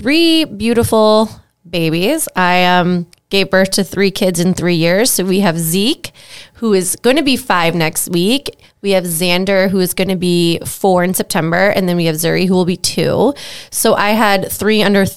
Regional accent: South Florida, United States; I'm from South Florida

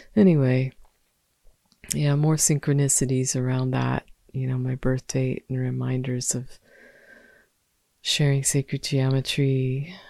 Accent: Olympia, Washington, United States; moved away; in Olympia, Washington, um, my hometown where I've spent much of my life and my family resides.

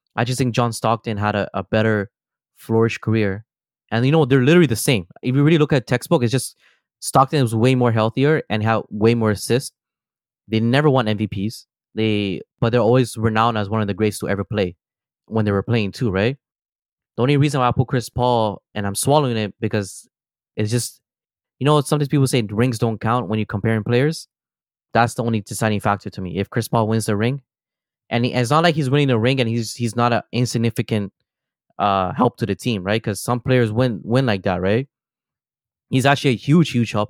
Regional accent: Toronto, Ontario, Canada; we are from Toronto

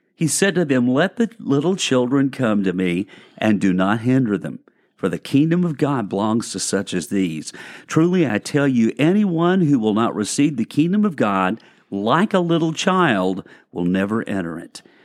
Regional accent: Arkansas, United States; now in Lakeland, United States; I'm from Arkansas

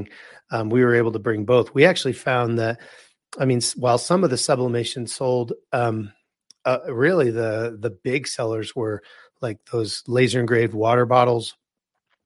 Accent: Wichita, Kansas, United States; now in Colorado, United States; I'm originally from Wichita, Kansas

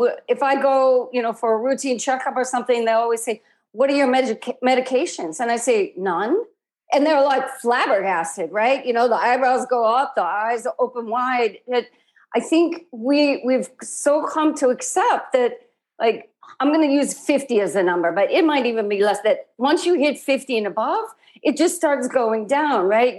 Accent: Midwest, United States; I grew up in the Midwest

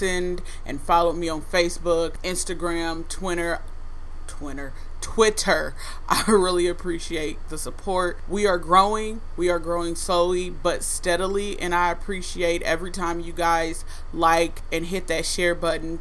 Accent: Fort Wayne, Indiana, United States; my hometown of Fort Wayne, Indiana.

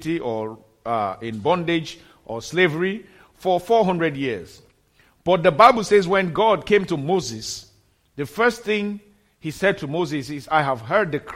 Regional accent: Nigeria; moved away; In my home country, in Nigeria

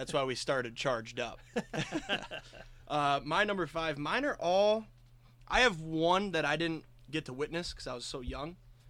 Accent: near East Lansing, Michigan, United States; I grew up near East Lansing

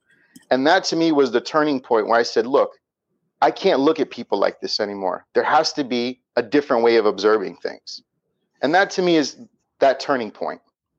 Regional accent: United States; also born or lived in Gaza / Brooklyn; growing up in the States

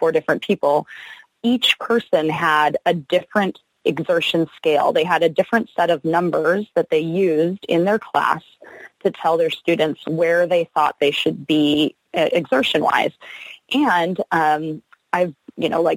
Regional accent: Rancho Palos Verdes, California, United States; I am from Rancho Palos Verdes, which is just south of LAX in Los Angeles, California

